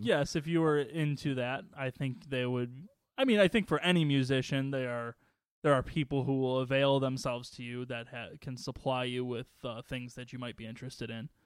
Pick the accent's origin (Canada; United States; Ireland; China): United States; Waukegan, Illinois; when I was growing up in Waukegan